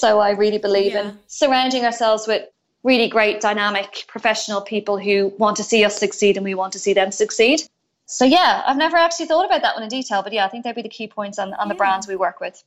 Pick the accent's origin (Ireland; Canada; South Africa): Ireland; moved away as an adult; now in Australia; I'm originally from Ireland mm-hmm. and I moved to Australia seven years ago next month